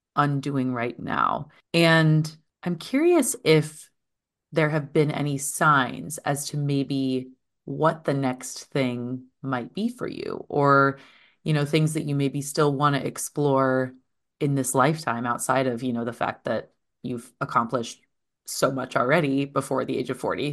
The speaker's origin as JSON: {"language": "English", "region": "eastern Iowa", "country": "United States", "tie": "born or raised there", "moved": "yes", "said": "my hometown is a very small place in eastern Iowa"}